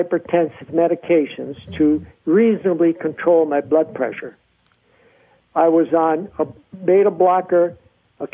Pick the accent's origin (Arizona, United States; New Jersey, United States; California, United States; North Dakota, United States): North Dakota, United States; I was born and raised in North Dakota.